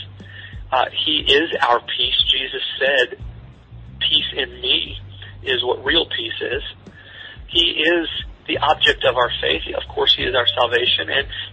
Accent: Southern Missouri, United States; I was raised in Southern Missouri

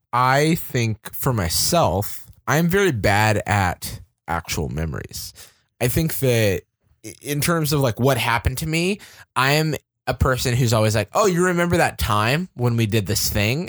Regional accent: Florida, United States; moved away as an adult; also born or lived in Georgia; now in San Francisco, United States; I grew up in Florida. I went to Georgia for school, and then I moved out to, uh, to San Francisco

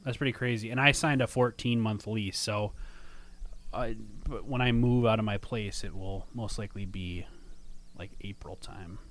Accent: Minnesota, United States; now in Chicago, United States; I'm from Minnesota

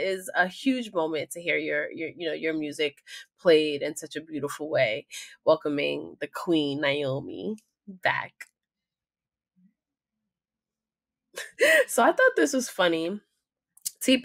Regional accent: New York, United States; So I am from New York

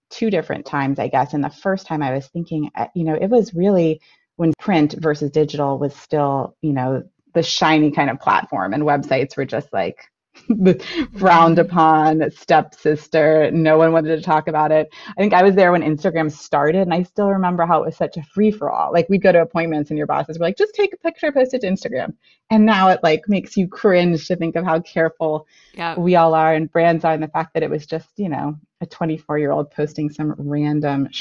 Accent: Florida, United States; now in Yardley, United States; I grew up in Florida, though, so I am not from this part of the country

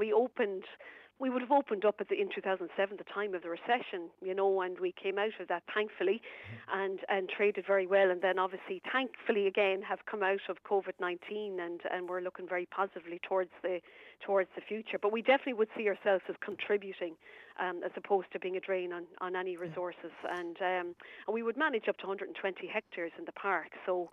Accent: Kilcullen, Leinster, Ireland; moved away as an adult; also born or lived in County Roscommon; now in Roscommon, Ireland; I'm actually a Lilywhite, Kildare native. Um, from it's a lovely town in Kilcullen, um, County Kildare.

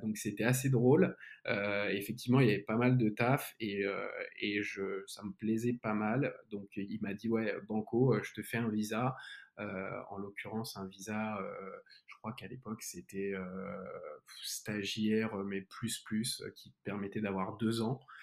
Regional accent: Lyon, Auvergne-Rhône-Alpes, France; moved away as an adult; also born or lived in United States; now in Paris, France; je suis né à Lyon, je suis un Lyonnais et j'ai passé pas mal de ma vie hors de Lyon, donc aux États-Unis, à Paris, aujourd'hui à Paris

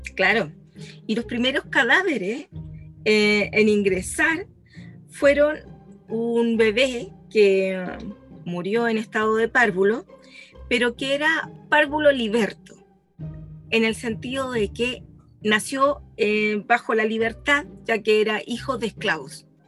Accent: Chile; de Chile

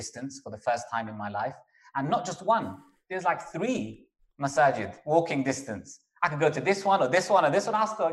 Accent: London, United Kingdom; moved away as an adult; also born or lived in Bradford; When I was in London, I grew up in London

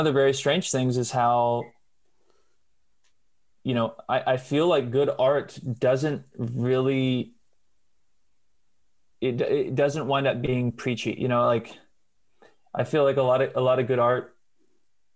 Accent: Nashville, Tennessee, United States; I'm from Nashville

